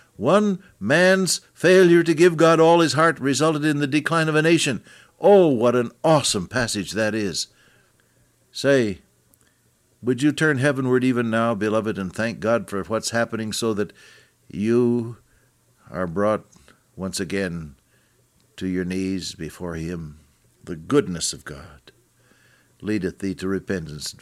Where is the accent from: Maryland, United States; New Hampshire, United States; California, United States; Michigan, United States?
California, United States; Santa Clara; I was born in Santa Clara, California